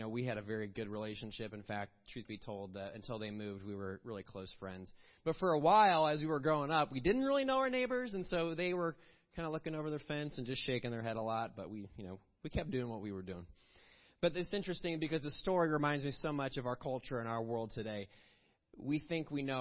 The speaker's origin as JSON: {"language": "English", "town": "Villa Park", "region": "Illinois", "country": "United States", "tie": "born or raised there", "said": "I grew up in a small town called Villa Park, Illinois"}